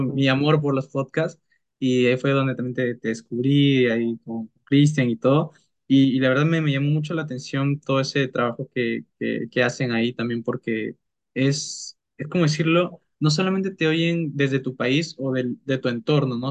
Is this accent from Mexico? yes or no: no; Peru; somos de Perú